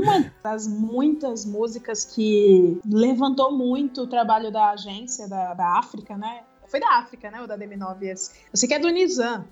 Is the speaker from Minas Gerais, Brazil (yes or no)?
no; Ceará, Brazil; moved away as an adult; now in São Paulo, Brazil; eu já tive um só meu numa agência pequena lá de Fortaleza, que eu sou do Ceará